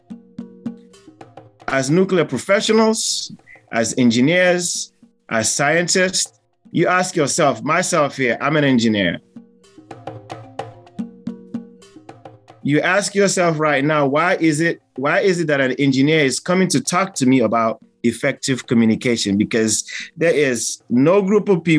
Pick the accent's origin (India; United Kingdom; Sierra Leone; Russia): Sierra Leone; now in United States; I'm from Sierra Leone, but I am based in the United States